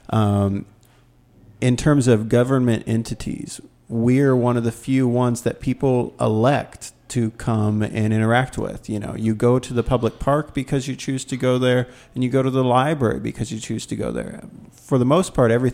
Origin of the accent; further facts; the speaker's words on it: Texas, United States; I'm from Texas